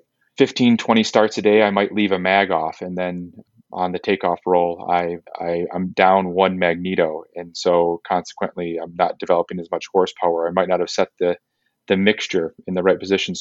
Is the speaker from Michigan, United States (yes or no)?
yes; Kalamazoo, Michigan, United States; moved away as an adult; also born or lived in Los Angeles, California; now in Southern California, United States; I grew up in Kalamazoo, Michigan